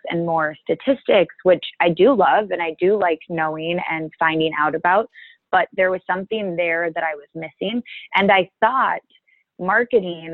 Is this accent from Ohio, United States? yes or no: no; Minnesota, United States; moved away as an adult; now in Chicago, United States; I'm originally from Minnesota.